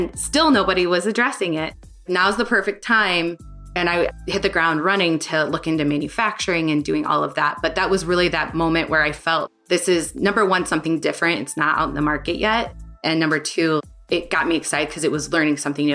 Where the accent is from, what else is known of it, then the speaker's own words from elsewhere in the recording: St. Louis, Missouri, United States; moved away; also born or lived in Chicago; growing up in St. Louis.